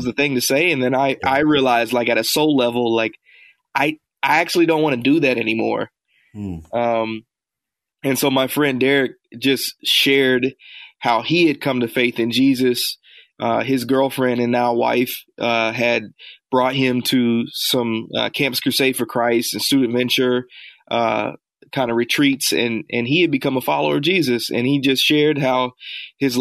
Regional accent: Indianapolis, Indiana, United States; now in Chicago, United States; I was born and raised in Indianapolis, Indiana

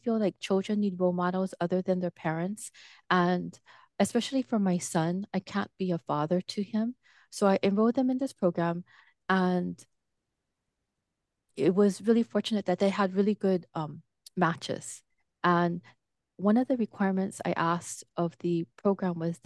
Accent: Hilo, Hawaii, United States; moved away as an adult; also born or lived in Washington, D.C. / Japan / Taiwan; I grew up in Hilo, which is a very small town

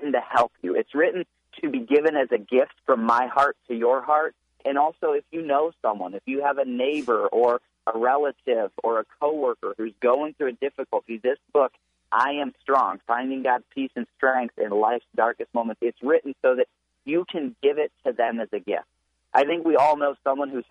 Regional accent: Michigan, United States; I grew up in Michigan

